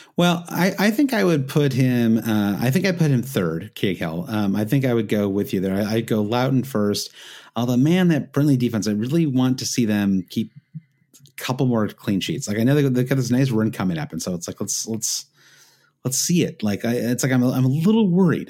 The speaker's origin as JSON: {"language": "English", "region": "Midwest", "country": "United States", "tie": "born or raised there", "said": "an expression I grew up with in the Midwest"}